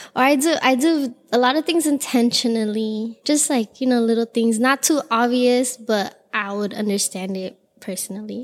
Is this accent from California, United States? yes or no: yes; Los Angeles, California, United States; I am born and raised in Los Angeles